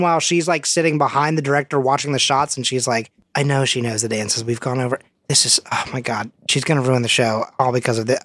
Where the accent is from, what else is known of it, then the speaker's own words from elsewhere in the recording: United States; as an American